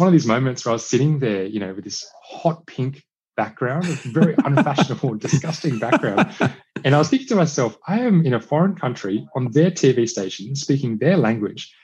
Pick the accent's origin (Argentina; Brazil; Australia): Australia; also born or lived in India / China / Cambodia; I was, I was born in Australia, grew up in Australia.